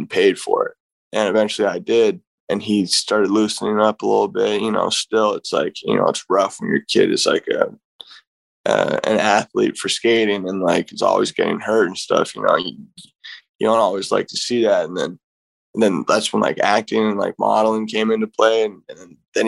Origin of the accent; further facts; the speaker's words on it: San Francisco, California, United States; Basically lived in SF my whole life, grew up in Upper Fillmore, Lower Pack Heights area